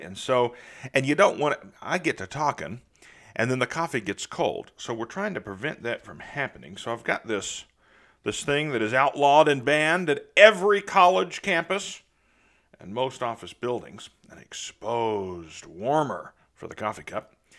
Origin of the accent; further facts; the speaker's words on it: Southeastern Ohio, United States; now in Nashville, United States; I grew up in the Midwest, in Southeastern Ohio